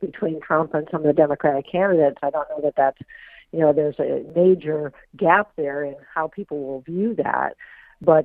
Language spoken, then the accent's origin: English; Iowa, United States; moved away; Iowa, my home state